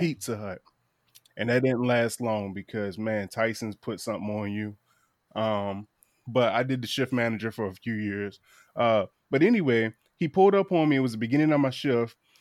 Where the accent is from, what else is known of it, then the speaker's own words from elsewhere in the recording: Eastern Shore of Virginia, United States; I'm from the Eastern Shore of Virginia